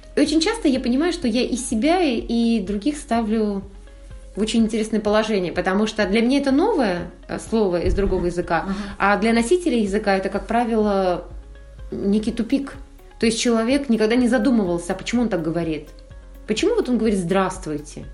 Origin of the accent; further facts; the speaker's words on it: Kazakhstan; родилась в Казахстане и с детства была вот на самом деле благословлена тем